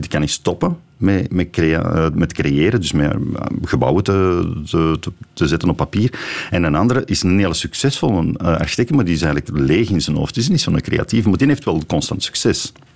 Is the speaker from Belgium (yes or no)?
yes; Belgium; als Belg